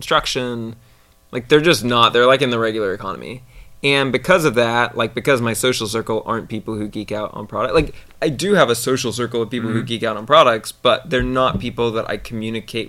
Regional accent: Silicon Valley, California, United States; I grew up here and in the Silicon Valley

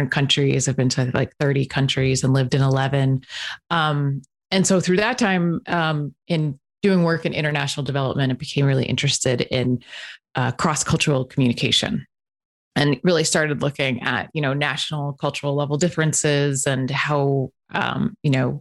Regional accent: Northeast, United States; moved away; I was raised in the Northeast

